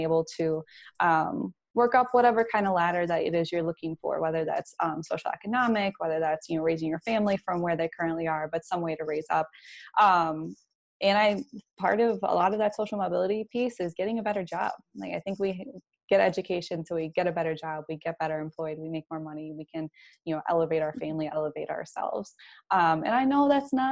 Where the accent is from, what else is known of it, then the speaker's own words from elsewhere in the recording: rural Illinois, United States; moved away as an adult; also born or lived in Chicago, Illinois; now in Indiana, United States; Went through elementary and high school in a rural community in Illinois